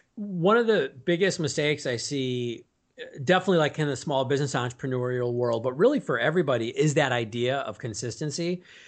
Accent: Milwaukee, Wisconsin, United States; moved away as an adult; now in Chicago, United States; I grew up in Milwaukee, Wisconsin

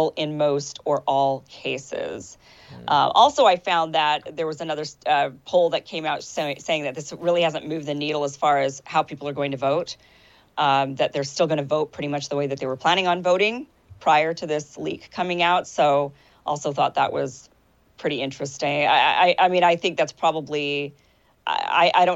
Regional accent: Idaho, United States; I'm from Idaho. It's a real conservative state.

